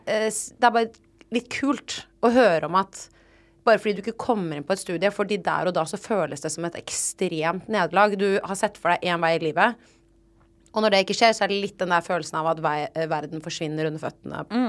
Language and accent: Norwegian; Oslo, Norway; jeg er sånn Oslo Vest-drittunge